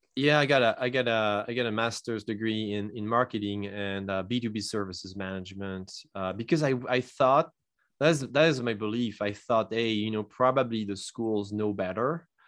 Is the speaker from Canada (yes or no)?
no; France; English is a second language; moved away as an adult; now in United States; I'm not originally from the U S. I come from France, and I immigrated here in two thousand eight.